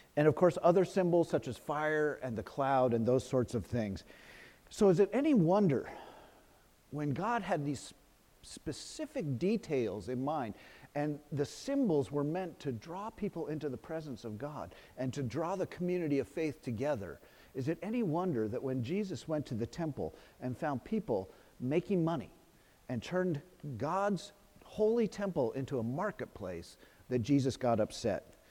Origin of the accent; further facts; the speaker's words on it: Los Gatos, California, United States; my hometown in Los Gatos